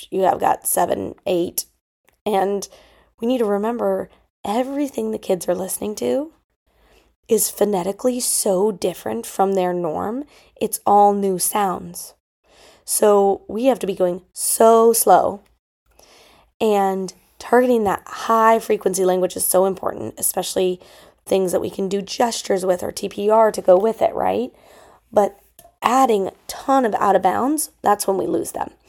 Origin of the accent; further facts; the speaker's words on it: Denver, Colorado, United States; lots of my mentors in Colorado growing up in the Denver Public Schools used special person interviews regularly